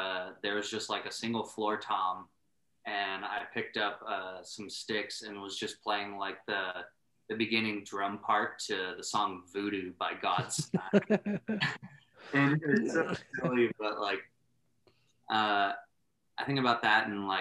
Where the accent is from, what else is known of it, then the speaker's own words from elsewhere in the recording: San Antonio, Texas, United States; also born or lived in Iowa; I was from San Antonio, grew up there, and then my dad got a job transfer up to a small town in Iowa, where we spent like 3 years or so before ultimately moving back down to San Antonio